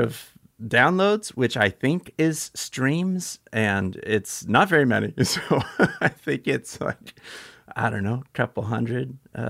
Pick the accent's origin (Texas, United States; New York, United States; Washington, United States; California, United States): California, United States